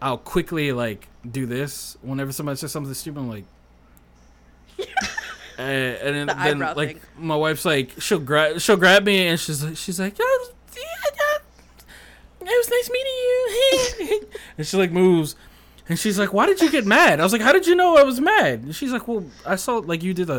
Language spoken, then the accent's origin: English; Louisiana, United States; I've lived here my entire life